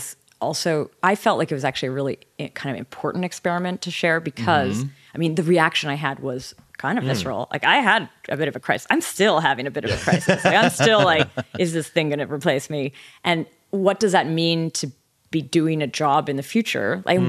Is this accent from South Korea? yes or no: no; Canada; accent: generic North American; I think I have sort of a generic North American accent, but I am from Canada.